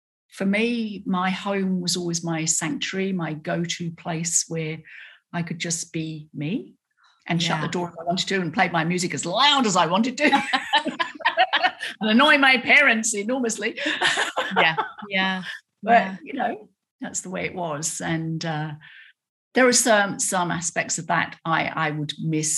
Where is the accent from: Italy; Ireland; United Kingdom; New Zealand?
United Kingdom; accent: British; moved away as an adult; now in Australia; I've still got a British accent and I can perform the proper accent